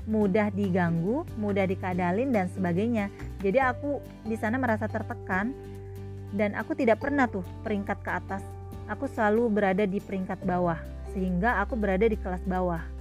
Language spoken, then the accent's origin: Indonesian; Balikpapan, East Kalimantan, Indonesia; born there; Aku lahir di kota Balikpapan, tepat pada hari ibu.